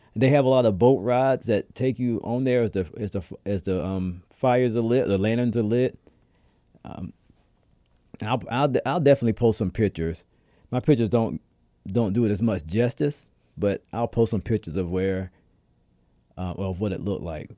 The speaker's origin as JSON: {"language": "English", "region": "the South", "country": "United States", "tie": "born or raised there", "moved": "yes", "lives_now": "Rhode Island, United States", "said": "I'm a down south kid"}